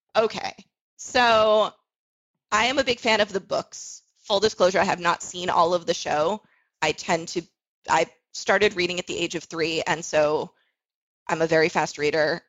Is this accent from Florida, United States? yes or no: yes; South Florida, United States; I grew up in South Florida